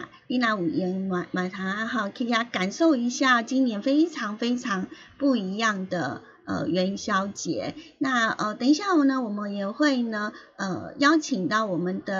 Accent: Hualien County, Taiwan; 因为我们花莲这边呢，就是从呃，我们知道说邯郸也是从台东那边过来的。

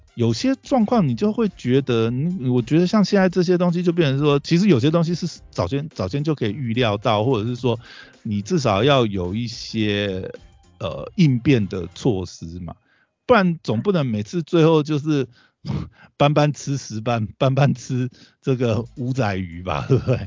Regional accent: Taiwan; 我们台湾人

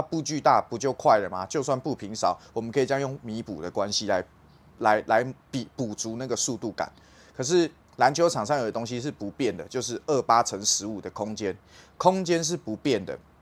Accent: Taiwan; 我们台湾人

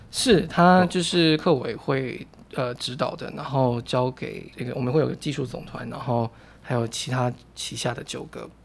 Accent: Taichung, Taiwan; moved away; also born or lived in New Taipei; 我老家在台中

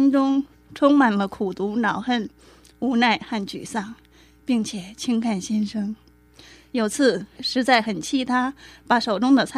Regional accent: China; moved away as an adult; now in Taiwan; 十六年前我从大陆嫁来台湾，育有一女一子

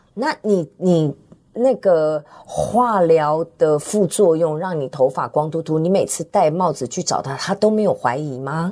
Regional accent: Tianjin, China; 我是天津

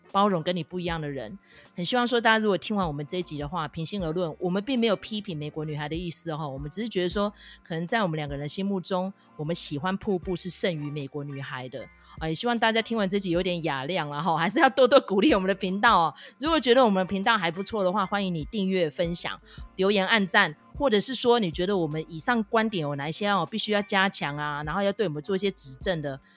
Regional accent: Tainan, Taiwan; 好像是在讲我们台南那边发生的事情这样子。

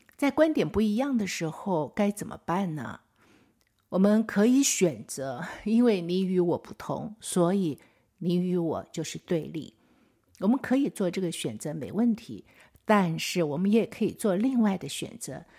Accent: Taiwan; 我们台湾本地人

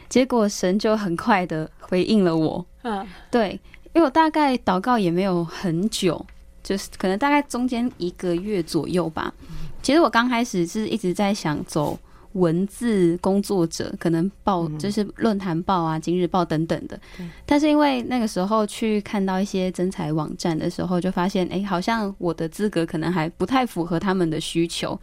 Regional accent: Wulai, New Taipei, Taiwan; 但是我确实是在乌来这个原乡长大

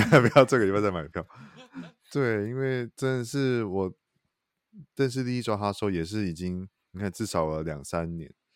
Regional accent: Taichung, Taiwan; 身为我台中人

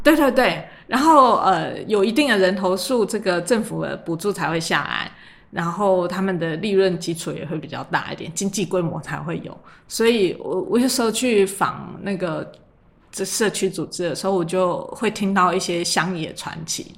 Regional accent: Luzhou, New Taipei, Taiwan; 我从小在泸州长大，可是我从念高中我就是往台北跑，然后后来，呃，到这个台大公馆

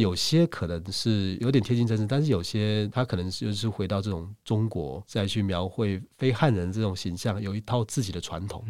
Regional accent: Taiwan; 说不定我们台湾人

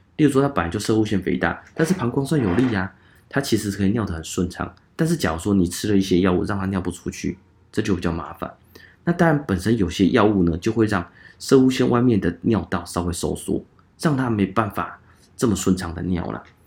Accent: Changhua County, Taiwan; 我是彰化人

